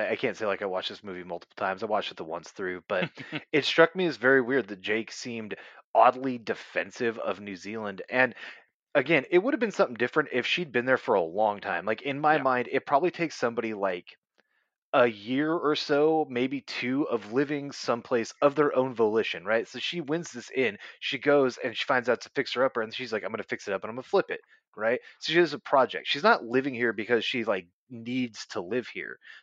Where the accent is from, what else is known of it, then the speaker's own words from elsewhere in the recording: California, United States; moved away; I'm from California